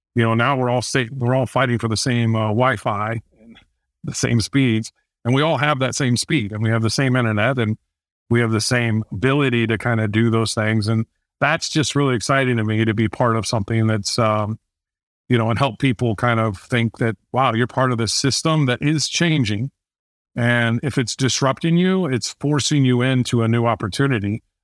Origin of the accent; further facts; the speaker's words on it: Fort Wayne, Indiana, United States; I grew up in Fort Wayne, Indiana, uh, very small town